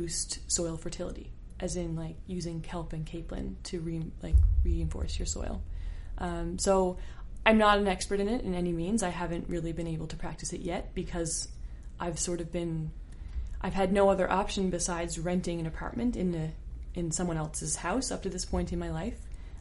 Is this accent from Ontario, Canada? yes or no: no; St. John's, Newfoundland and Labrador, Canada; I grew up in the East End of St. John's, like pretty regular towny kid life